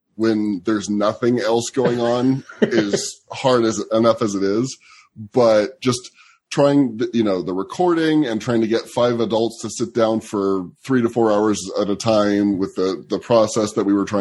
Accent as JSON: {"language": "English", "region": "Southern California", "country": "United States", "tie": "born or raised there", "also_born_or_lived": "Washington State / Chicago", "moved": "yes", "lives_now": "Washington, United States", "said": "I grew up in Southern California"}